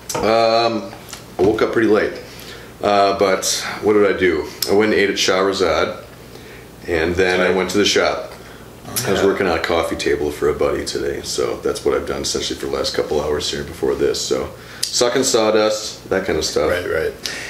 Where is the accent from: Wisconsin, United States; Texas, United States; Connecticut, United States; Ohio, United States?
Wisconsin, United States; New London; New London, Wisconsin.